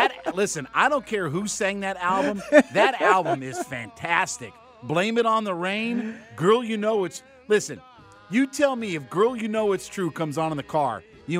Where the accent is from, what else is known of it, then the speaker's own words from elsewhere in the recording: Canton, Ohio, United States; He's from my hometown. {S5} Really? {S3} He's another guy from Canton, Ohio. Went to Glen Oak High School.